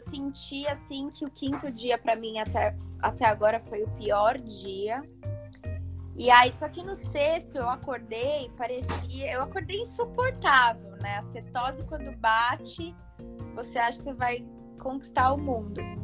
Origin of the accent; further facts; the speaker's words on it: São Paulo, Brazil; Eu sou de São Paulo